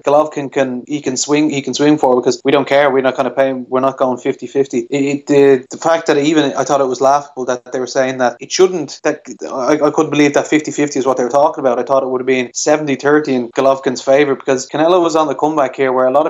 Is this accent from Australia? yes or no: no; Ireland; as an Irish boxing fan